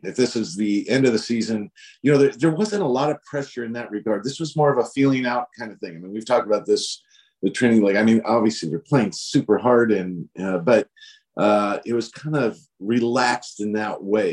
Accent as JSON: {"language": "English", "region": "Northern California", "country": "United States", "said": "I'm from Northern California."}